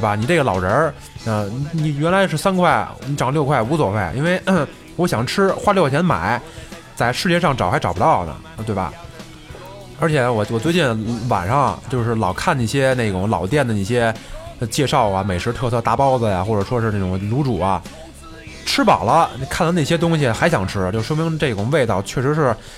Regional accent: Beijing, China; 我生在这个北京这个城市

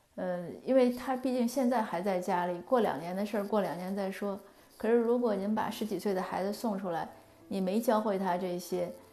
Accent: China; moved away; 我们中国人嘛，我们肯定是自己的文化

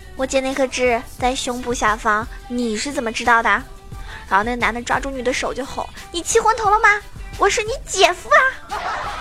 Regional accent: Zhejiang, China; 因为我是浙江人

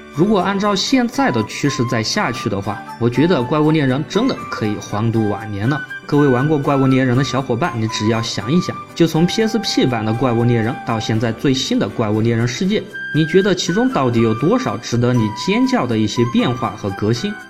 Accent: China; 我们中国人日常的说话其实还是比较平直的

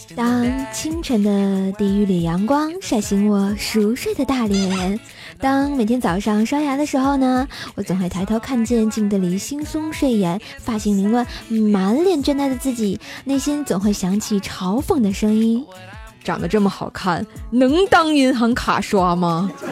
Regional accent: Tangshan, Hebei, China; moved away; 我老家是哪儿呢？唐山

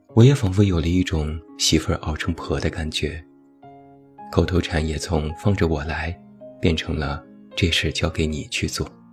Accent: China; 我们中国人

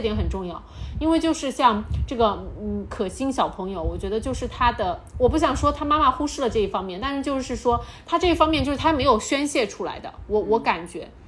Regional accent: Chongqing, China; 大家都知道我们重庆人脾气火辣嘛

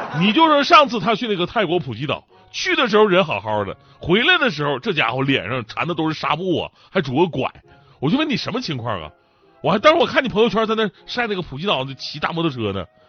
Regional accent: Northeast China, China; 作为东北人

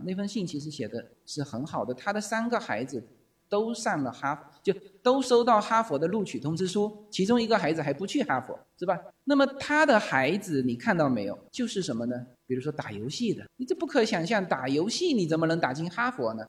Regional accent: Fuzhou, Fujian, China; now in Los Angeles, United States; 我们福州人很爱吃那个海蜇皮

